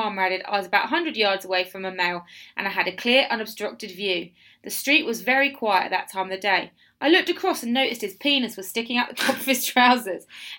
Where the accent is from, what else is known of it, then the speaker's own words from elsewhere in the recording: London, United Kingdom; I'm a Londoner